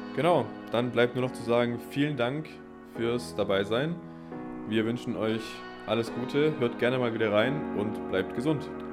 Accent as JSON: {"language": "German", "area": "near Stuttgart", "region": "Baden-Württemberg", "country": "Germany", "moved": "as an adult", "lives_now": "Witten, Germany", "said": "ursprünglich komme ich allerdings aus der Nähe von Stuttgart und ich bin dann für das Studium hier nach NRW gezogen."}